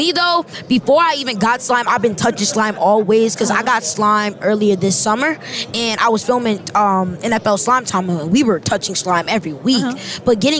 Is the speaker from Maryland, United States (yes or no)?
yes; Maryland, United States; I'm from Maryland.